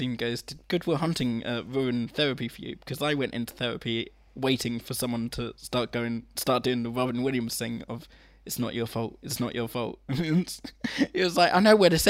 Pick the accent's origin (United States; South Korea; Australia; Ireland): Ireland; I'm Irish